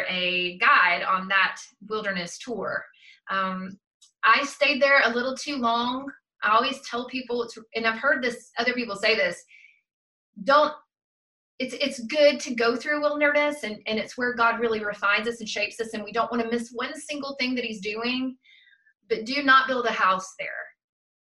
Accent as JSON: {"language": "English", "region": "South Georgia", "country": "United States", "tie": "born or raised there", "said": "growing up in South Georgia"}